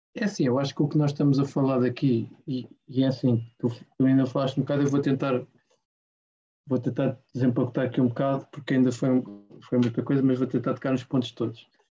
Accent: Portugal; eu, como português

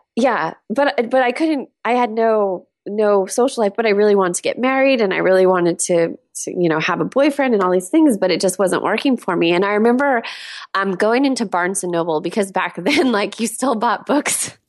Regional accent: Southern California, United States; moved away as an adult; also born or lived in San Diego / Los Angeles; now in Seattle, United States; I grew up in Southern California

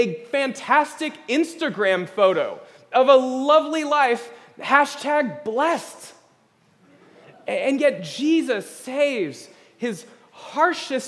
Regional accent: United States; as American evangelicals

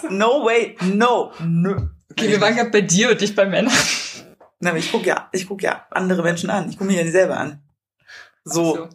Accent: Thuringia, Germany; Ich komme ja ursprünglich aus Thüringen.

